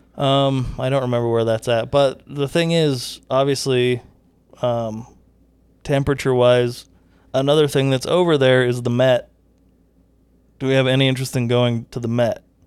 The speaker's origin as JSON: {"language": "English", "region": "the West", "country": "United States", "tie": "born or raised there", "said": "we grew up in the West where everything is so spread out"}